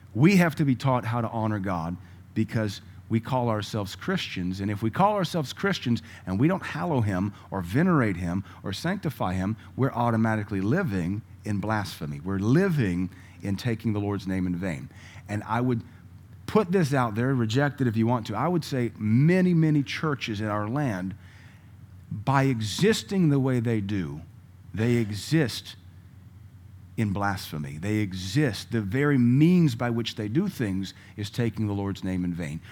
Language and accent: English; United States; I'm an American